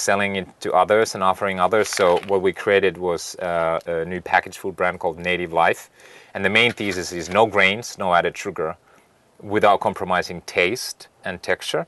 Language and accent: English; Finland; now in United States; I was born and raised in Finland